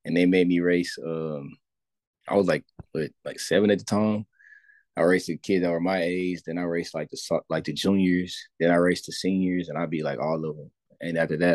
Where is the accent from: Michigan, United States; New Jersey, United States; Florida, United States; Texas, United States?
Texas, United States; La Porte; I'm from LaPorte, Texas, like a not too small of a city, but not too big as well. It's like just outside of the city of Houston